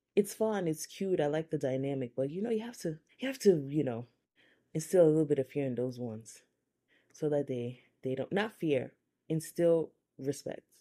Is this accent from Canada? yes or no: no; Nigeria; now in United States; I'm Nigerian. I also grew up in the Methodist Church.